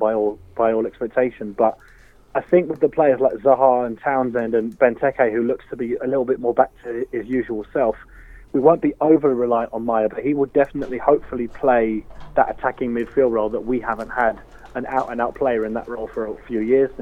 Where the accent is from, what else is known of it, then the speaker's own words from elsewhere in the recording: England, United Kingdom; now in Ireland; being English